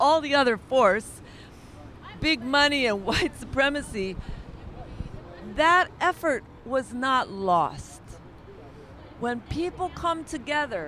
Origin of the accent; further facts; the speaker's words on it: New York City, New York, United States; I'm a New Yorker